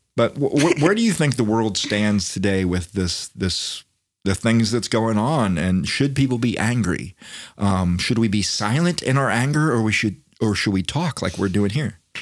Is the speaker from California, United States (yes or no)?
no; Florida, United States; I'm from Florida